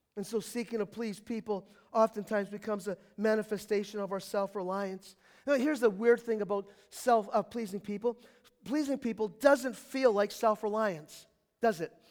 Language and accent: English; United States